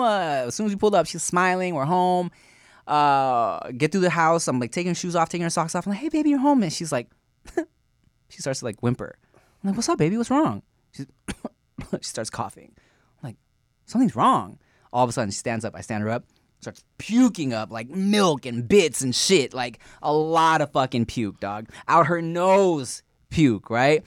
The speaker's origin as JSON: {"language": "English", "town": "Long Beach", "region": "California", "country": "United States", "tie": "born or raised there", "also_born_or_lived": "Billings, Montana", "said": "My family moved when I was a baby to Long Beach"}